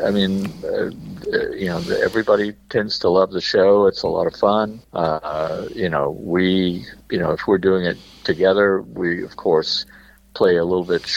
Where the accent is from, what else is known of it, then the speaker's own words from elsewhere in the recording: Memphis, Tennessee, United States; Gary and I, born and raised, all the original … were born and raised in Memphis